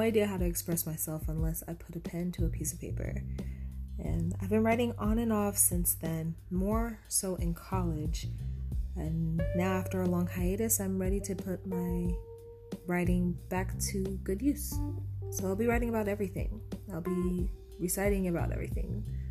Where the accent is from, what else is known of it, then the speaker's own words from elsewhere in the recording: Houston, Texas, United States; I am a poet born and raised in Houston, Texas.